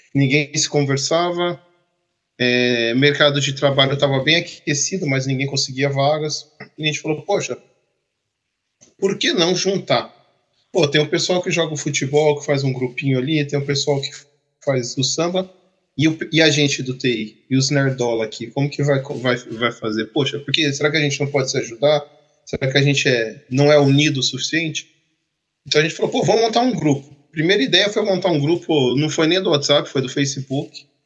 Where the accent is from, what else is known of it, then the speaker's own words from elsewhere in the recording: Campinas, São Paulo, Brazil; moved away as an adult; now in Canada; eu sou de Campinas, no interior. Fiquei até 2003 ou 2004 em Campinas